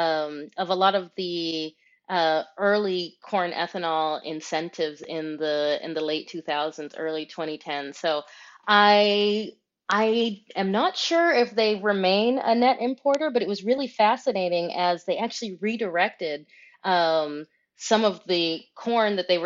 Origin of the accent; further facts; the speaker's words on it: Michigan, United States; I'm originally from Michigan, and so as the car producing state in the United States, I certainly think that car and energy questions were kind of circulating around me as I was growing up.